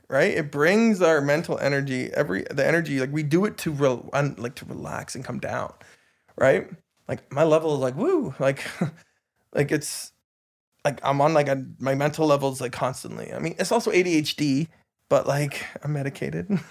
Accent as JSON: {"language": "English", "town": "Tumbler Ridge", "region": "British Columbia", "country": "Canada", "tie": "born or raised there", "also_born_or_lived": "Dawson Creek", "moved": "yes", "lives_now": "Vancouver, Canada", "said": "I grew up in Tumbler Ridge"}